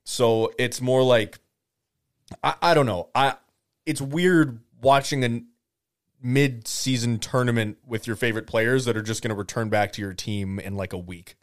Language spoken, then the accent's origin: English; Canada; I'm Canadian.